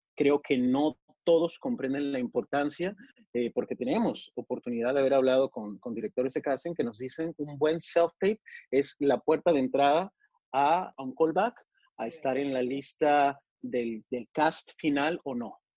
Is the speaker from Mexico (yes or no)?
yes; Mexico; also born or lived in Monterrey; yo nací en México, soy, soy mexicano eh, por, por, nacimiento